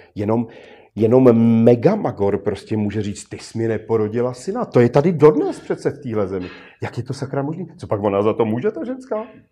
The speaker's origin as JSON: {"language": "Czech", "country": "Czechia", "said": "Jsme Češi"}